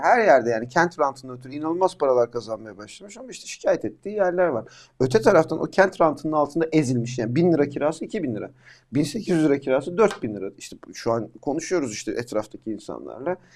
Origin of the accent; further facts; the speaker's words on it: Amasya, Turkey; ben e, Amasya'da doğdum büyüdüm